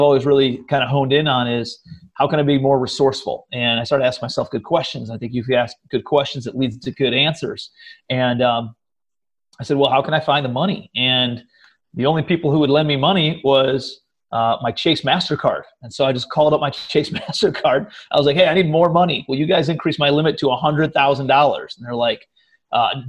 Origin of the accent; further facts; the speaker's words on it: Cleveland, Ohio, United States; moved away as an adult; also born or lived in New York City / Charleston; I'm from Cleveland, Ohio originally, but my brother lived out in New York City. And so I moved out to New York after college